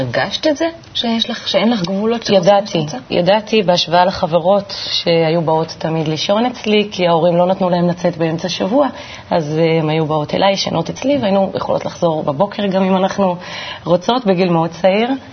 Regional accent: Kiryat Tivon, Northern District, Israel; גדלתי בטבעון

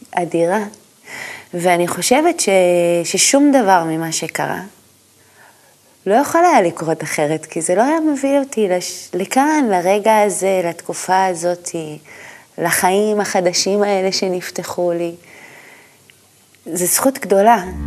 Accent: a moshav near Mount Gilboa, Northern District, Israel; גדלתי במושב, אה, ליד הגלבוע

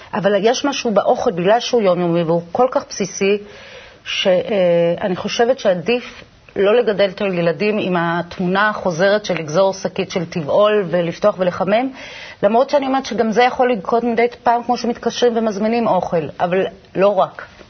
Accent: Israel; born or raised there

